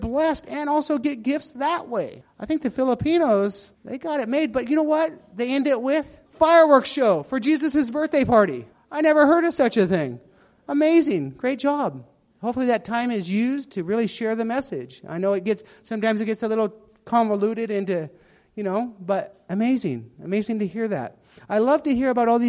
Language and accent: English; United States; moved away as an adult; now in Myanmar; as an American family following American traditions